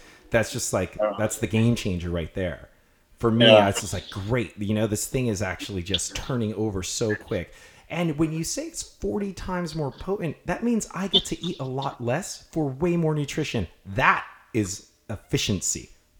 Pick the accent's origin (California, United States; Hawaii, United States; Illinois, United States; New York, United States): Hawaii, United States; Kona; Growing up in Kona